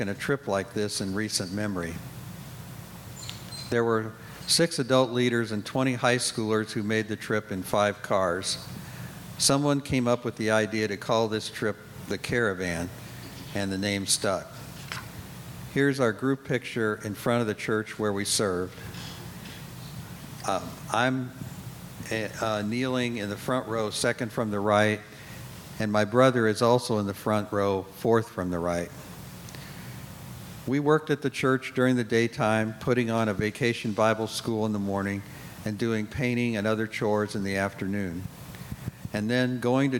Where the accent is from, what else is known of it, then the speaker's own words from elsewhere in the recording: Indianapolis, Indiana, United States; I was born and raised in Indianapolis